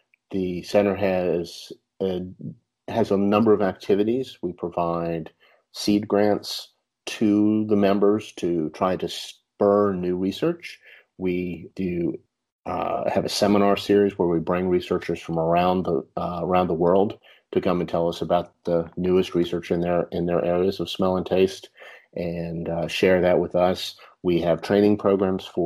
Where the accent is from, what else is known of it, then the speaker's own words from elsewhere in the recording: Charlottesville, Virginia, United States; moved away as an adult; now in Florida, United States; I grew up in Virginia, Charlottesville, and went to the University